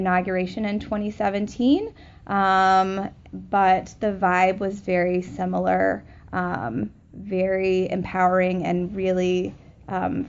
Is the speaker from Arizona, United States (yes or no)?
no; Oak Park, Illinois, United States; I'm from Oak Park, Illinois.